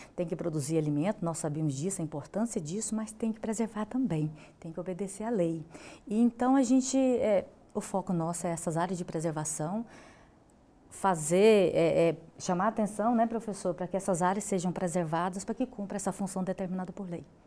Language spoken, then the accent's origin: Portuguese; Goiás, Brazil; sou da cidade de Goiás, né, pertenço a essa bacia hidrográfica do Rio Vermelho